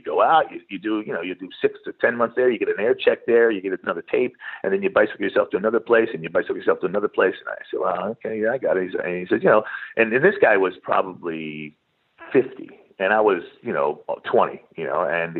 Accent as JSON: {"language": "English", "region": "East Coast", "country": "United States", "tie": "born or raised there", "said": "I grew up in the East Coast, played basketball on a basketball team, you know, in high school."}